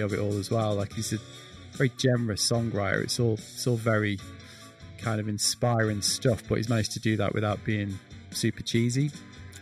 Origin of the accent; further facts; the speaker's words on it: Manchester, North West England, United Kingdom; moved away as an adult; now in Brighton, United Kingdom; I am actually from Manchester, although I've not lived there for a long time.